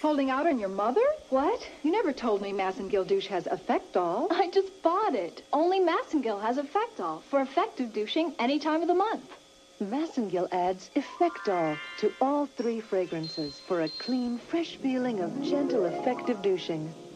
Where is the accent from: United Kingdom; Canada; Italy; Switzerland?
Canada; Toronto, Ontario; now in United States; I was born and raised in Canada